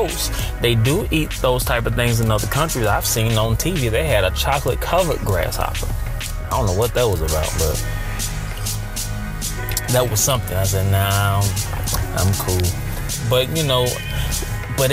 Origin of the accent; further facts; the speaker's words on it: United States; Me being born and raised in America